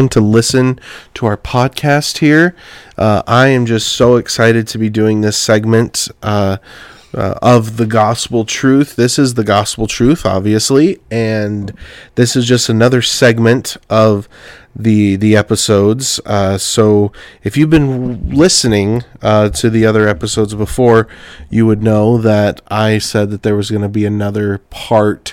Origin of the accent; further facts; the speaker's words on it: Clovis, California, United States; moved away as an adult; also born or lived in Arizona; now in Sibley, United States; I'm originally from California, and from Clovis, California, specifically, Central Valley